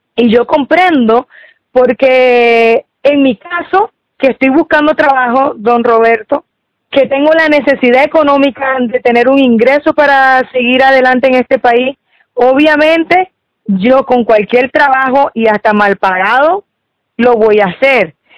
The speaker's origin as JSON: {"language": "Spanish", "region": "Falcón", "country": "Venezuela", "moved": "as an adult", "lives_now": "Los Ángeles, Chile", "said": "nosotros somos del Caribe, nosotros somos de la región del estado Falcón"}